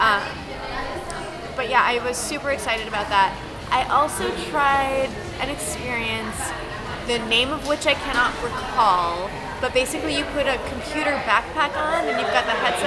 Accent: Texas, United States; now in Los Angeles, United States; I grew up in Texas.

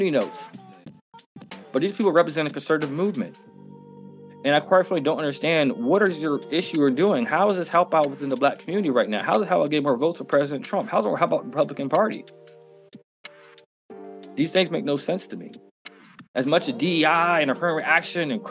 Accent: United States; as a black American citizen, as an American citizen

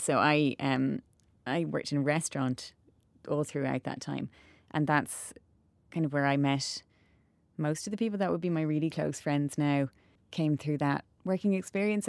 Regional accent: Cobh, Munster, Ireland; we grew up in Cove

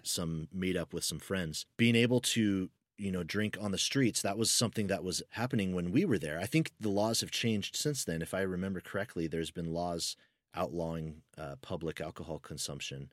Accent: United States; accent: American; I'm American

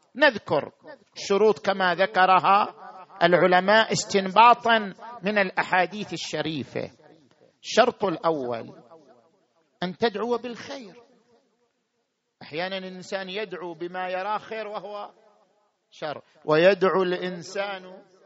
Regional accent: Qatif, Eastern Province, Saudi Arabia; في بلدنا القطيف

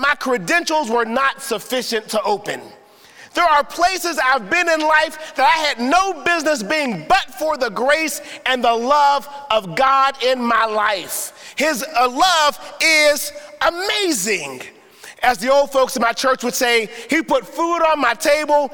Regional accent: Pittsburgh, Pennsylvania, United States; I was born and raised in Pittsburgh and not in the best of neighborhoods

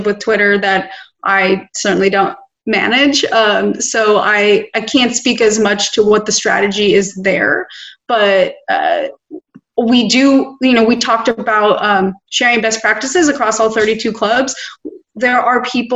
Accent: Los Angeles, California, United States; born and raised in Los Angeles

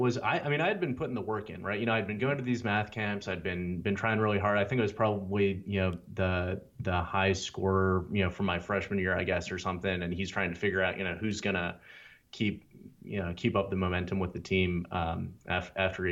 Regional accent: Louisville, Kentucky, United States; accent: southern; moved away; I was from Kentucky

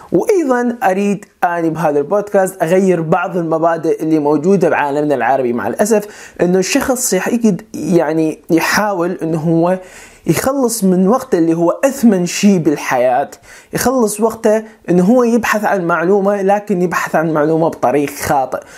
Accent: Iraq; moved away as an adult; also born or lived in Turkey / Germany; أنا عراقي الجنسية

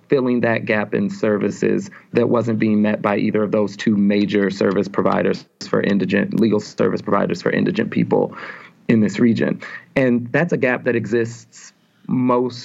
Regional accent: St. Louis, Missouri, United States; moved away as an adult; So I'm from St. Louis initially. I grew up in St. Louis County, graduated from public high school in St. Louis County, North St. Louis County

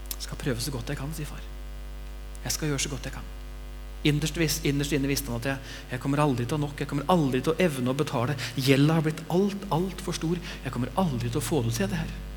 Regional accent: Bamble, Telemark, Norway; Når jeg var liten gutt, så satt vi hjemme i Bamble, jeg og mamma og pappa og de to brødrene mine

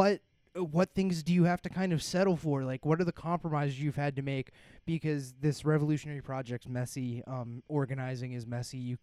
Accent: Appalachia, United States; we're Appalachian

